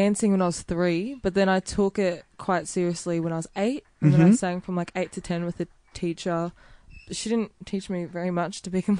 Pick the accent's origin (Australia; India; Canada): Australia; Melbourne, Victoria; also born or lived in Thomastown; when I was about five, I moved to Roxburgh Park. It's pretty chill over there.